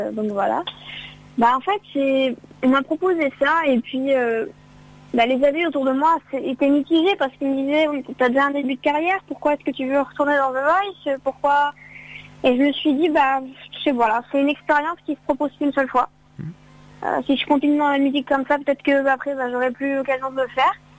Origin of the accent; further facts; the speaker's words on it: Lyon, Auvergne-Rhône-Alpes, France; moi je suis, de Lyon